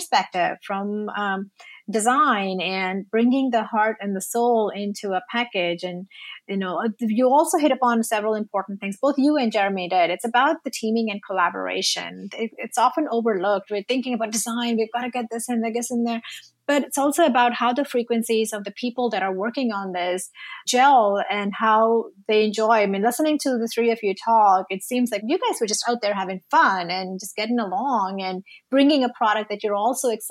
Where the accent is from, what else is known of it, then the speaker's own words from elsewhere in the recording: India; now in Austin, United States; I'm Indian